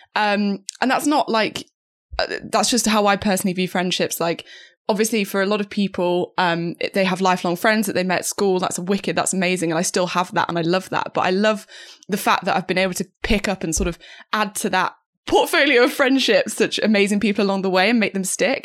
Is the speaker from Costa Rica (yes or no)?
no; the middle of England, United Kingdom; moved away as an adult; also born or lived in Cambridge; now in London, United Kingdom; as I left my hometown, left, um, I guess like the middle of England, moved to Cambridge for uni and then moved to London afterwards